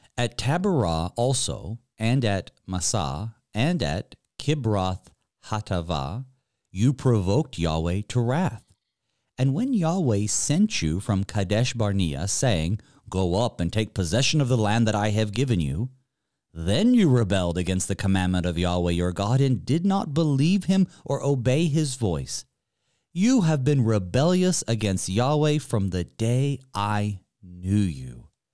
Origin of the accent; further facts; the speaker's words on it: Western North Carolina, United States; growing up in Western North Carolina